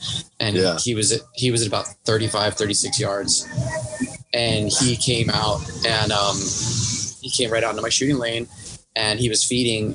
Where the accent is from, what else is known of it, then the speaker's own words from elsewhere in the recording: Hawaii, United States; I'm from Hawaii